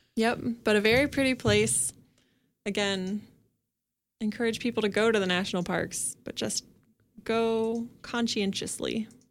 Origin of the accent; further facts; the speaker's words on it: Kansas, United States; moved away; I'm from Kansas, and in my twenty-seven years, I have never experienced an earthquake.